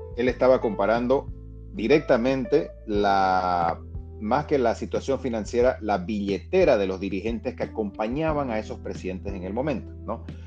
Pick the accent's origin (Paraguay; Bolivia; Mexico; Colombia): Bolivia; como también boliviano